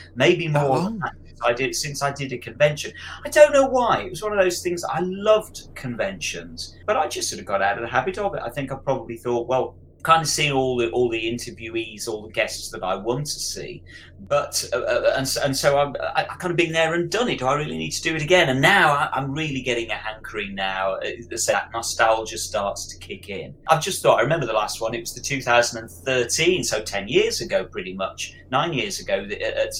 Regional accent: Birmingham, West Midlands, United Kingdom; in Birmingham, literally my hometown, down the road from me

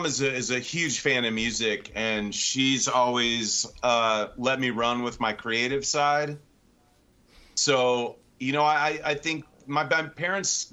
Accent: Sullivan, Illinois, United States; I was born and raised in Central Illinois in a small city, village called Sullivan, Illinois

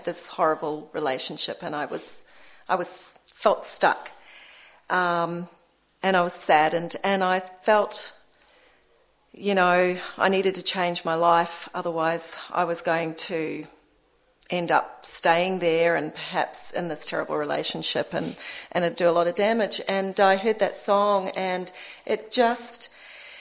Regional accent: Wellington, New Zealand; moved away as an adult; I'm from Wellington. It's really safe there

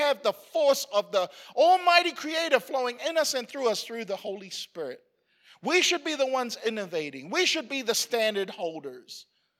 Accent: Queensland, Australia; like it's hard being a Queenslander because we keep winning all the time.

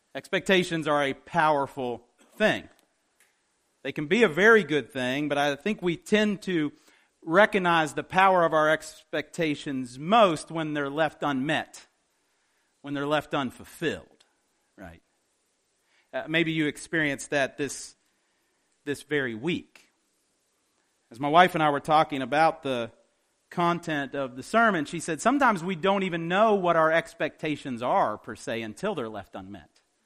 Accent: West Virginia, United States; I'm from West Virginia

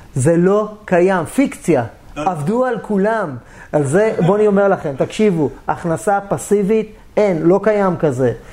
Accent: Israel

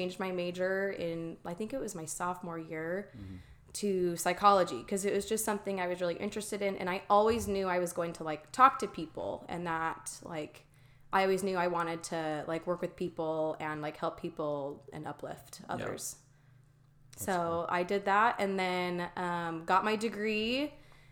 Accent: Mesa, Arizona, United States; I grew up in Mesa, Arizona, born and raised in the same house

